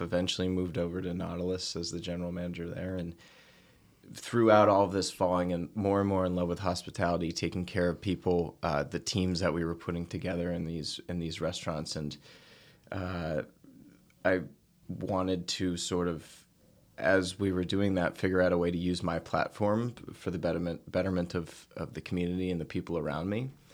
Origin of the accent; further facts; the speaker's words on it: outside Boston, Massachusetts, United States; also born or lived in Nantucket; I grew up outside Boston